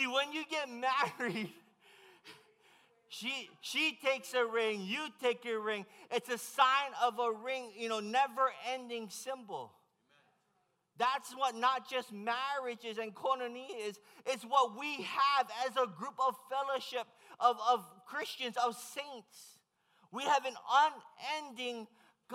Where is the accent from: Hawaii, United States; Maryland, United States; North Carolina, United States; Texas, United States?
Hawaii, United States; I'm from Hawaii